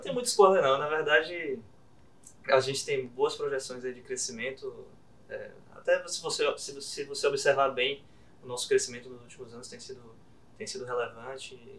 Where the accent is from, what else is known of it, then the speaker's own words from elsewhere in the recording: Bahia, Brazil; de ser baiano, né? de ser daqui da Bahia